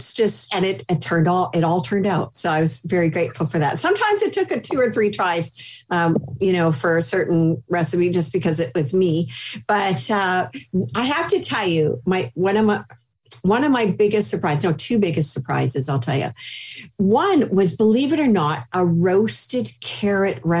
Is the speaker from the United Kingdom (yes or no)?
no; Canada; I grew up in Canada